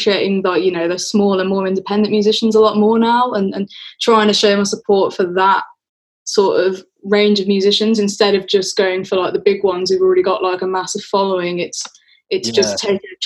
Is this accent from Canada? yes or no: no; Wolverhampton, West Midlands, United Kingdom; also born or lived in Birmingham; I am from Wolverhampton, but I spent a lot of time in Birmingham